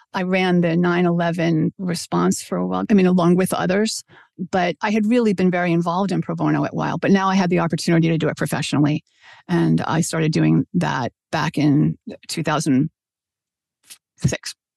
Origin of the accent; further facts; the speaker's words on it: New York City, New York, United States; I grew up in Brooklyn, New York